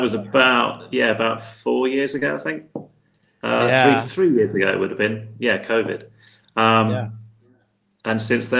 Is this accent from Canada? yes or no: no; United Kingdom; moved away as an adult; I live abroad, because obviously I'm British